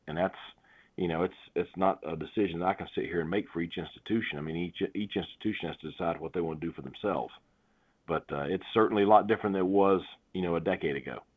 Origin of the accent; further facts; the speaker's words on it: North Carolina, United States; here in my home state